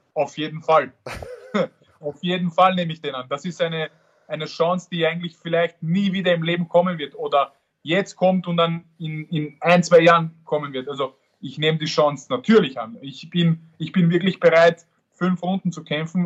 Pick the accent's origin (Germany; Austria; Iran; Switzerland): Austria; Vienna; ich bin in Wien geboren und, und, und dort aufgewachsen und habe auch dort trainiert